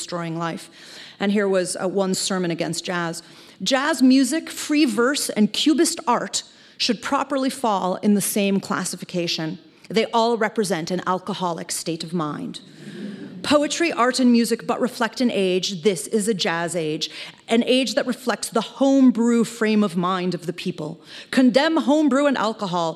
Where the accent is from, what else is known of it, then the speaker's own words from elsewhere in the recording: Chicago, Illinois, United States; Chicago, which is my hometown